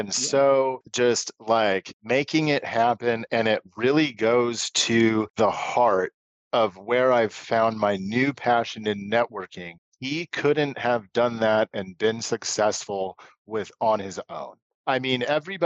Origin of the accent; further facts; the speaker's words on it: Portland, Oregon, United States; also born or lived in Tualatin / Beaverton; I'm born and raised in Portland